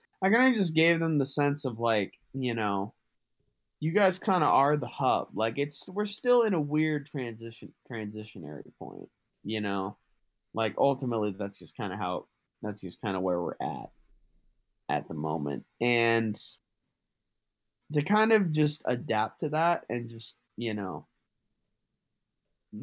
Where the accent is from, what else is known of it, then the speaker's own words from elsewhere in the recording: Massachusetts, United States; I'm from Massachusetts